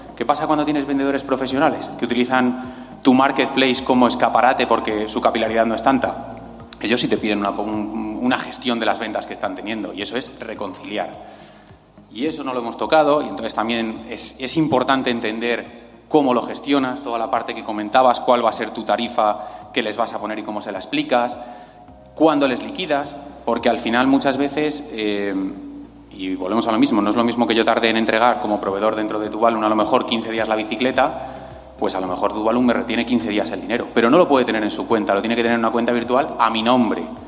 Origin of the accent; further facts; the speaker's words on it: Spain; yo que soy español